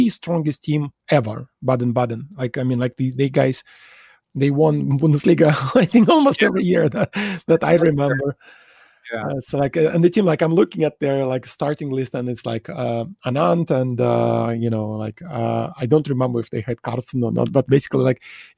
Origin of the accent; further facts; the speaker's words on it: Saint Petersburg, Russia; moved away as an adult; now in Singapore; I grew up in Leningrad, St. Petersburg, and it was a pretty good place to grow up as a chess player